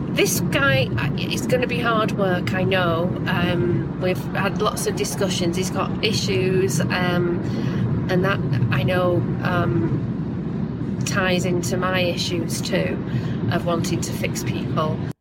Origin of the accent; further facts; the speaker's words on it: England, United Kingdom; everyone from my home country